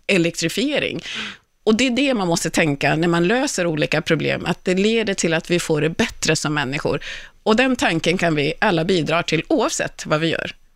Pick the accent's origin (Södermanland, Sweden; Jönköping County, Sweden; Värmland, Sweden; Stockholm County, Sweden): Stockholm County, Sweden; Kungsängen; jag bodde i Kungsängen, växte upp i Kungsängen